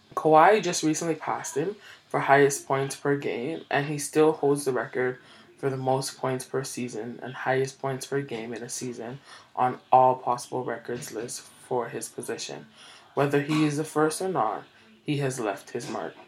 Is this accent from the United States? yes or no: no; Canada